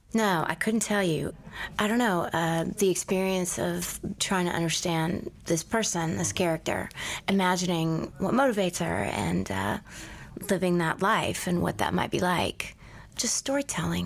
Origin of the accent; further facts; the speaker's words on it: Houston, Texas, United States; I was born in Houston